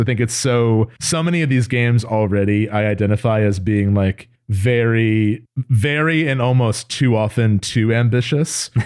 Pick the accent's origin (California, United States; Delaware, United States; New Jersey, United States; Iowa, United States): New Jersey, United States; we grew up in Jersey